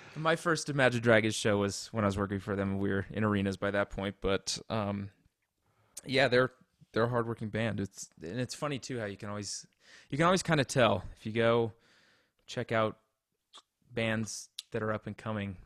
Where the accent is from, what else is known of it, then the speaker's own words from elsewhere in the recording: Colorado, United States; also born or lived in Indianapolis; I was born in Colorado, grew up here